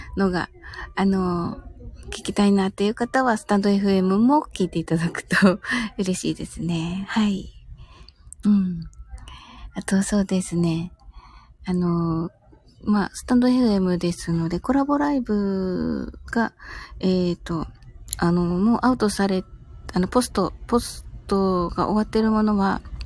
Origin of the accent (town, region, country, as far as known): Kyushu, Japan